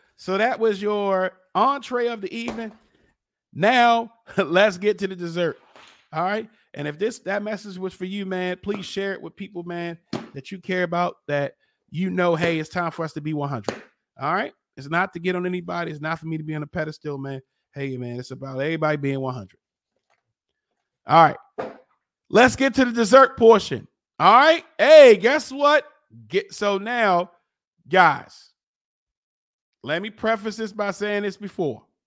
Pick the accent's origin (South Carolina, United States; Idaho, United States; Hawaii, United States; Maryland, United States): Maryland, United States; Baltimore; I'm from East Baltimore